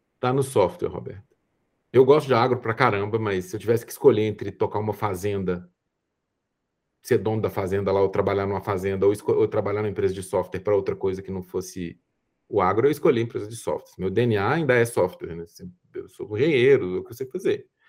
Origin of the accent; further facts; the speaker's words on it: Brazil; sendo brasileiro, falando português e ficando à vontade aqui